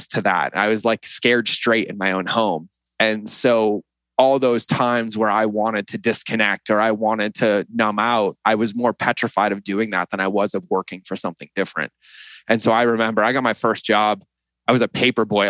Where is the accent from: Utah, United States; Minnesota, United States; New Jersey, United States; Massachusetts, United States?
Massachusetts, United States; Boston; moved away as an adult; also born or lived in West Hartford, Connecticut; I grew up in West Hartford, Connecticut, and then right outside of Boston